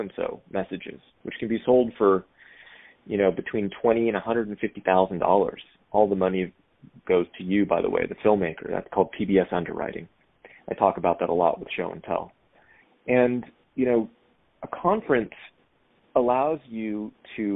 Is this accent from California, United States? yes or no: yes; Sacramento, California, United States; moved away; when I lived in Sacramento, my hometown